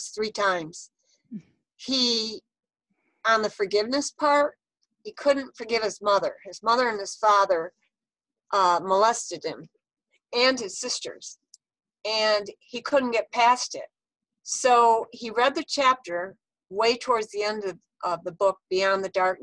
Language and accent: English; Texas, United States; people I grew up with in Texas